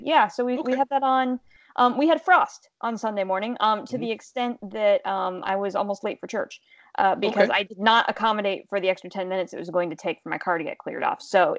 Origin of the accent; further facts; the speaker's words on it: Pennsylvania, United States; moved away; I'm from Pennsylvania.